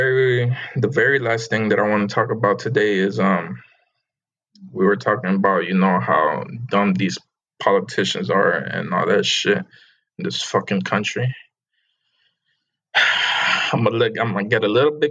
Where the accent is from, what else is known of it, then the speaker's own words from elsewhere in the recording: United States; I don't hate the country where I was born in because I am American. U.S.